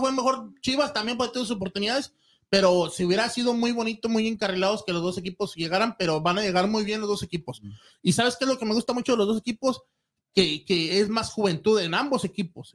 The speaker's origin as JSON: {"language": "Spanish", "town": "Ciudad Juárez", "region": "Chihuahua", "country": "Mexico", "moved": "yes", "lives_now": "Houston, United States", "said": "yo soy de Ciudad Juárez"}